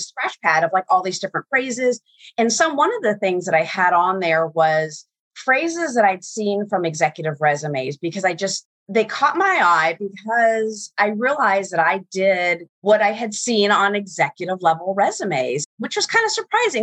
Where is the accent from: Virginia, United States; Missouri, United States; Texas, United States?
Virginia, United States; I grew up in Virginia